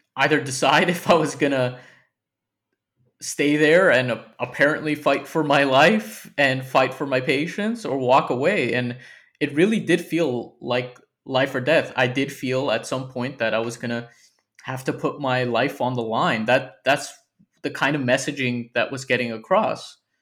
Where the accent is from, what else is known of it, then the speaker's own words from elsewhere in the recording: United States; now in United Kingdom; as an American living here